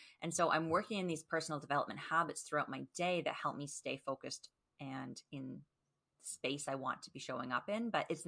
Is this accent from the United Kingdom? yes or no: no; Canada; not .com because I am Canadian.